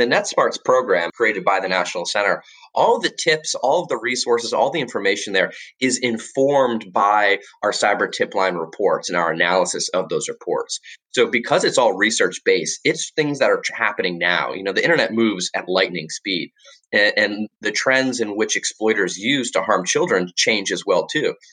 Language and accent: English; Florida, United States; moved away as an adult; also born or lived in Washington, D.C.; now I live back in my home state of Florida